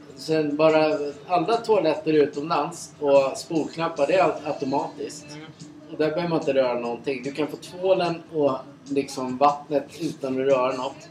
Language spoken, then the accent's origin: Swedish; Sweden; vi är från Sverige